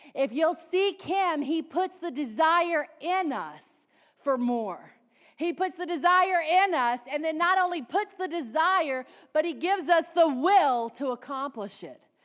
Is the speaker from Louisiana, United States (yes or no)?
yes; Cajun, Louisiana, United States; I'm Cajun